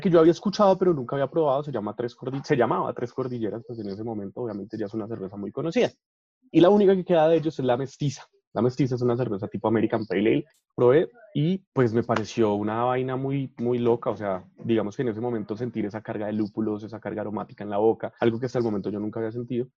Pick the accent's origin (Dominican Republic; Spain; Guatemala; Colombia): Colombia; No tenemos una identidad propia que nos defina como pueblo